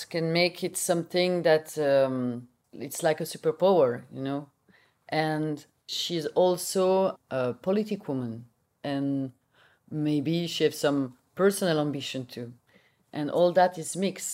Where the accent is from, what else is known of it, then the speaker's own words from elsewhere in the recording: Belgium; English is a second language; I'm from Belgium, I speak Dutch.